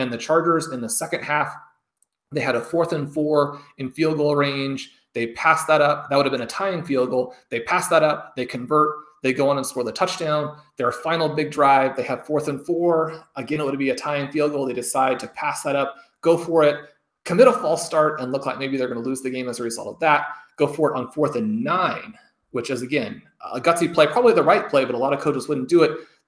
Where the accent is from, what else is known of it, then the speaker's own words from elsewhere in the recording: Kansas City, Missouri, United States; My Kansas City Chiefs, many listeners know that I grew up in Kansas City.